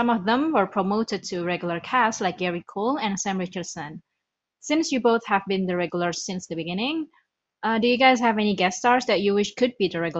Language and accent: English; Indonesia; I'm from Indonesia.